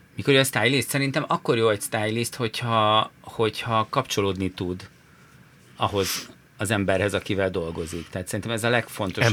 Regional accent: Budapest, Hungary; Budapesten mi itt születtünk

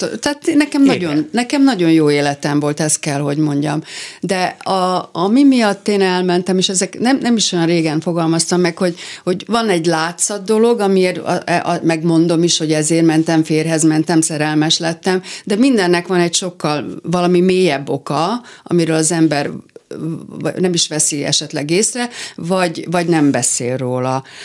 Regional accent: Hungary; first language Hungarian; also born or lived in San Francisco, United States

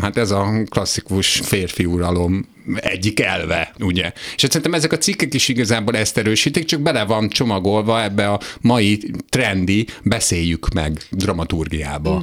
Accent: Hungary; én egy olyan 44 éves heteroszexuális magyar férfi vagyok

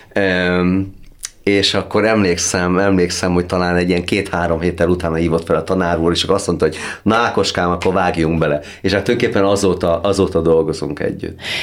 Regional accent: Hungary; az egyetlen magyar vagyok, a, a, aki ebbe az előadásba valaha szerepelt

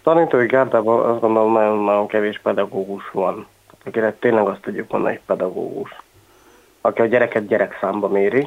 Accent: Tiszadada / Taktaszada, Borsod-Abaúj-Zemplén, Hungary; born or raised there; first language Hungarian; also born or lived in Miskolc / England

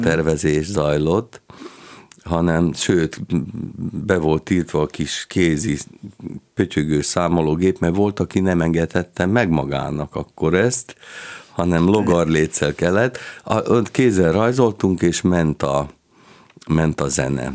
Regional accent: Kaposvár, Somogy, Hungary; moved away as an adult; én pedig már Kaposváron születtem, és ott is nőttem föl 18 éves koromig

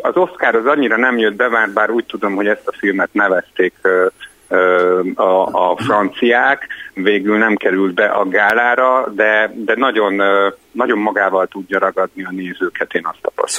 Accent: Hungary; moved away as an adult; now in Budapest, Hungary; vidéken nőttem föl

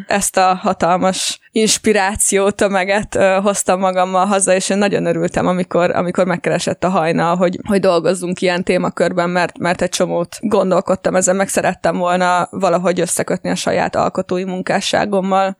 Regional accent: Gyöngyös, Heves, Hungary; moved away as an adult; also born or lived in United States; Én egyébként vidéken nőttem föl gyöngyösen

